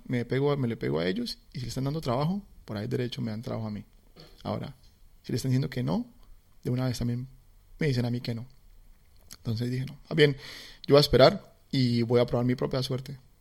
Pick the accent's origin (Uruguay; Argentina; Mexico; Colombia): Colombia; Cali, Valle del Cauca; moved away as an adult; now in Melbourne, Australia; yo como caleño, a mí la salsa eh, pues, es, es, algo muy, mm, digamos, muy natural para nosotros, eh, la salsa. Eh, y, y, bueno, así crecí yo